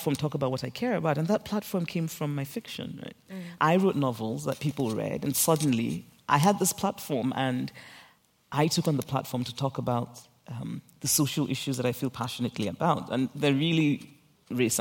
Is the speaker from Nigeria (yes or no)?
yes; Nigeria; I grew up in Nigeria